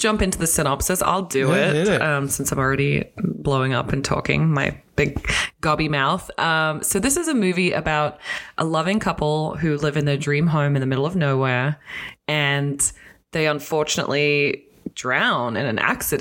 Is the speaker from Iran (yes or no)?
no; Australia; moved away as an adult; now in North America; I'm Australian